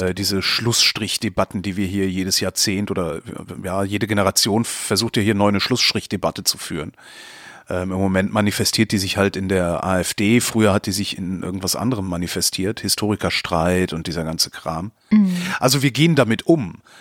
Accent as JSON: {"language": "German", "country": "Germany", "said": "uns, also als Deutsche"}